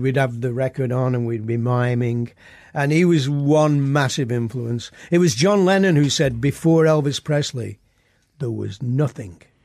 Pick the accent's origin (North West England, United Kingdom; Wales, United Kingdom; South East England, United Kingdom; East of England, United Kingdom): North West England, United Kingdom; Oldham; born or raised there